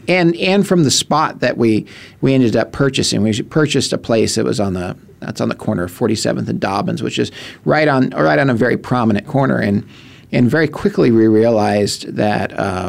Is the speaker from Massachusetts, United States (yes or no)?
no; Chandler, Arizona, United States; also born or lived in Lehigh, Arizona / Mesa, Arizona; I grew up a lot out in Mesa, in a little town next to Mesa called Lehigh. Also, I grew up in Chandler when Chandler was tiny.